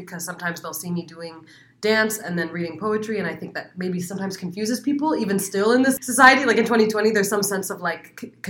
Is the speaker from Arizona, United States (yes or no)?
yes; Phoenix, Arizona, United States; born there; I actually was. I was born